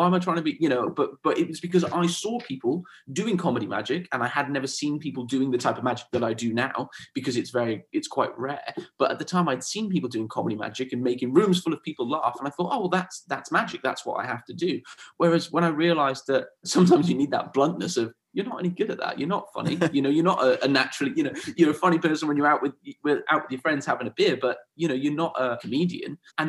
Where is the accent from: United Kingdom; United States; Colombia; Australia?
United Kingdom; Swansea, Wales; also born or lived in Spain; so I'm from a bit of everywhere, really. I grew up in South Wales, in Swansea. Okay. So when I was about 9 years old, my family moved to Spain.